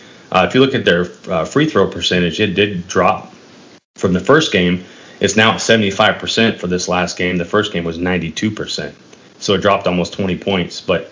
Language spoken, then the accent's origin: English; Kentucky, United States; I am a Lakers fan, but I'm also from Kentucky.